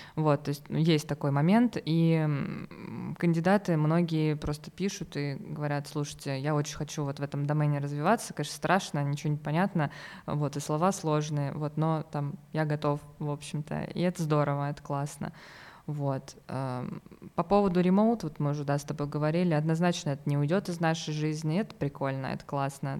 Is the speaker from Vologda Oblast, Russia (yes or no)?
no; Voronezh, Voronezh Oblast, Russia; also born or lived in Moscow; я вообще из Воронежа.